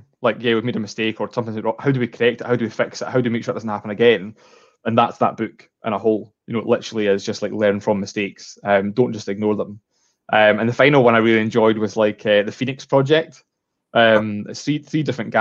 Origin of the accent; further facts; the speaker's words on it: Edinburgh, Scotland, United Kingdom; moved away as an adult; now in Stirling, United Kingdom; I moved to Stirling. I was from Edinburgh, and I moved to Stirling with my fiance like almost 4 years ago.